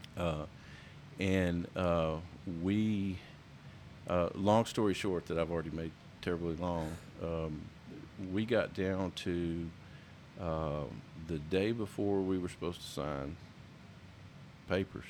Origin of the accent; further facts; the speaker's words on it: Palestine, Texas, United States; I grew up, I grew up in East Texas in Palestine